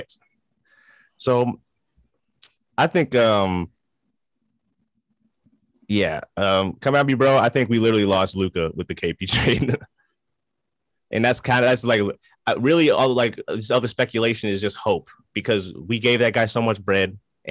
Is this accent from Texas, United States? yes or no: yes; Dallas, Texas, United States; we're from Dallas